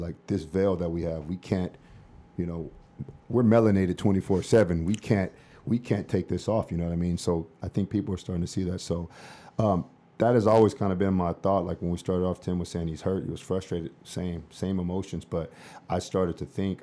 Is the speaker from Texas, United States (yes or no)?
no; Los Angeles, California, United States; I'm from South Central